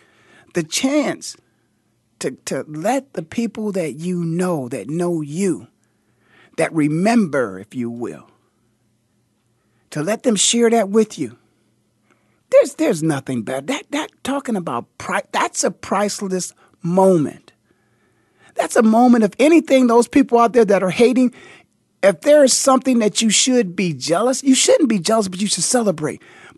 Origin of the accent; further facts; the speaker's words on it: Canton, Ohio, United States; Born and raised in the Hall of Fame city of Canton, Ohio